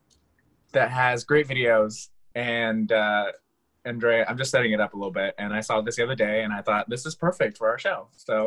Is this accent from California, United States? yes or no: no; Florida, United States; now in Philadelphia, United States; I'm from Florida